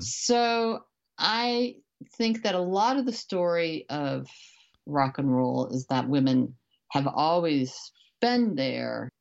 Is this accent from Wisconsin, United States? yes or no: yes; Beloit, Wisconsin, United States; moved away as an adult; also born or lived in New York / Miami; now in Los Angeles, United States; I grew up in Wisconsin in a town called Beloit, uh, which is a smallish, uh, college town on the Illinois border